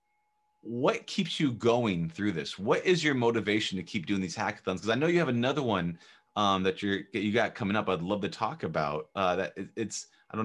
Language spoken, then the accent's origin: English; Orange County, Southern California, United States; I'm from California